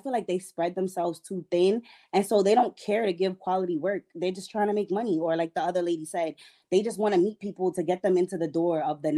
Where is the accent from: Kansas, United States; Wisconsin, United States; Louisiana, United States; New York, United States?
New York, United States; New York City; now in Georgia, United States; I'm from New York City